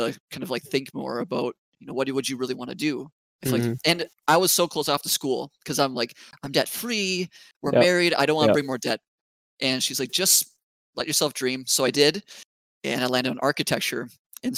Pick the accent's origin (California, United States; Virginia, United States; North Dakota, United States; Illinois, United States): North Dakota, United States; Bismarck; also born or lived in Grand Forks, North Dakota; I'm from Bismarck, North Dakota. I went to high school there, originally from Grand Forks, North Dakota